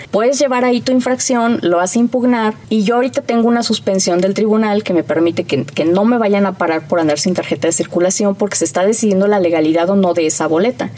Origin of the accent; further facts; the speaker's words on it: Mexico; como mexicanos